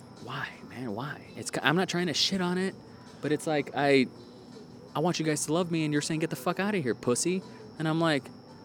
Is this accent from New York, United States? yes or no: no; Donna, Texas, United States; I was like, I'm from Donna.